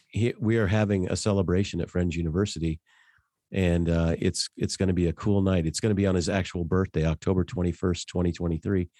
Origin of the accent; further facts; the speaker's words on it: Denver, Colorado, United States; now in Wichita, United States; I grew up in Denver